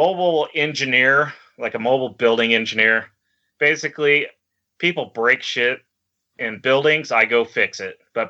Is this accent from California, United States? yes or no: yes; Chico, California, United States; also born or lived in Los Angeles, California / Orange County, California; now in Reno, United States; I was born in Los Angeles, Orange County area until I was about 10, and then moved up to Northern California, Chico area.